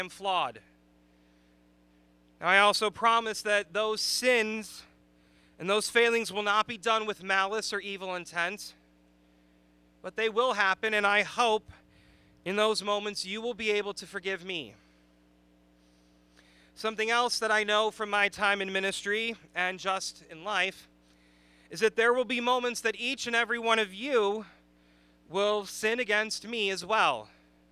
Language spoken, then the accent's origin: English; Chicago, Illinois, United States; moved away; I am from the Chicagoland area